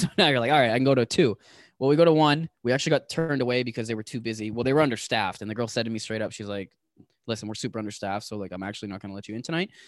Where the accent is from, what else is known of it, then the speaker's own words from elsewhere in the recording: Toronto, Ontario, Canada; I'm from Toronto.